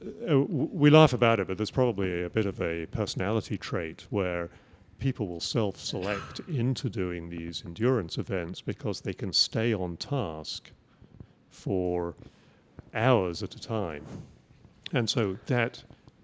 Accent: England, United Kingdom; moved away; I grew up in England

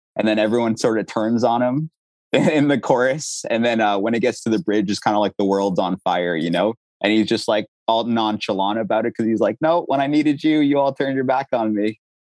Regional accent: Ottawa, Ontario, Canada; moved away; also born or lived in Durham Region, Ontario; we moved from Ottawa, where I grew up, to the Durham region, which is like Ajax, Oshawa

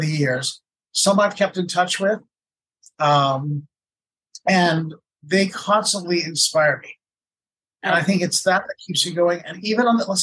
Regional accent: Canada; being Canadian, I say kilometers

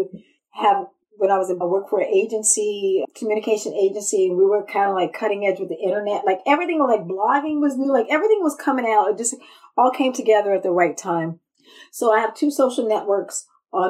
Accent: Washington, District of Columbia, United States; moved away as an adult; also born or lived in Brussels, Belgium / New Mexico; now in Sweden; I grew up in Washington, D.C. when it was Chocolate City.

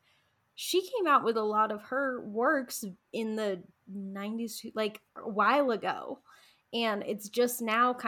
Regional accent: United States; I'm an American white practitioner

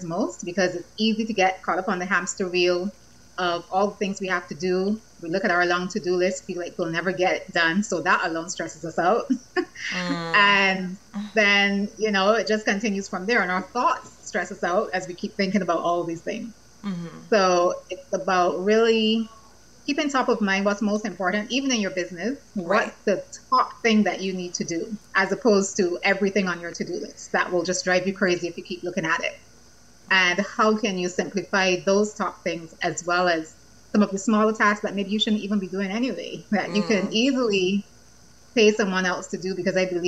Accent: Barbados; moved away as an adult; also born or lived in Victoria, Canada / Boston / London; I'm from Barbados, beautiful Barbados.

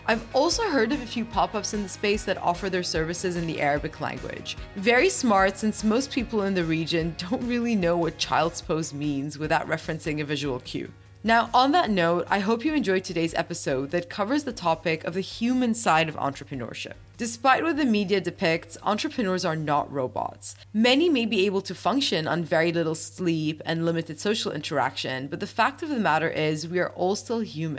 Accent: Bahrain; For the listeners who don't know, I'm from Bahrain, so it's quite nice to have the first female Bahrain guest as well

